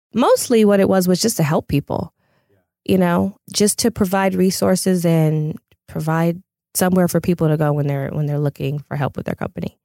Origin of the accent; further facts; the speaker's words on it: Pasadena, California, United States; I'm originally from Pasadena